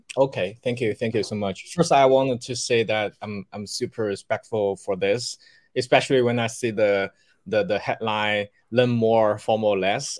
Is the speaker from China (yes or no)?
yes; Shanghai, China; also born or lived in Beijing; I left the company to come back to my hometown. I was in Beijing at that time, so I came back to Shanghai